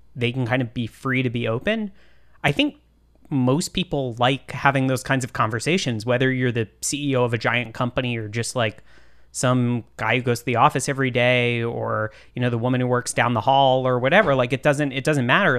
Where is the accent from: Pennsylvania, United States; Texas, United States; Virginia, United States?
Texas, United States; Austin; I'm also from Texas. Um, I'm from Austin.